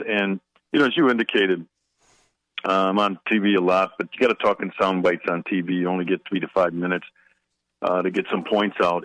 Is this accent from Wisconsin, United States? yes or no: yes; Milwaukee, Wisconsin, United States; moved away as an adult; now in Washington, D.C., United States; I was born and raised in Milwaukee, Wisconsin